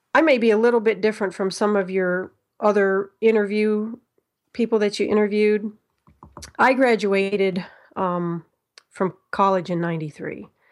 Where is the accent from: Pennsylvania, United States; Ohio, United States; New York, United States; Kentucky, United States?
Ohio, United States; I am from Ho-, Ohio. Um, I haven't always lived in Ohio